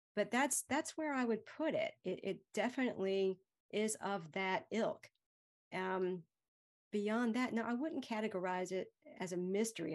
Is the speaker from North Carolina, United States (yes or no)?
yes; Greenville, North Carolina, United States; I'm from Greenville